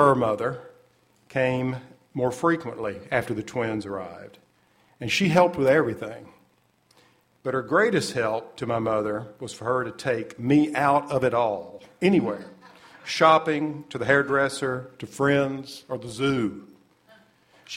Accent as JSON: {"language": "English", "country": "United States", "tie": "born or raised there", "also_born_or_lived": "Little Rock, Arkansas / Tennessee", "said": "I was born in Little Rock. I spent an important part of my childhood in Tennessee."}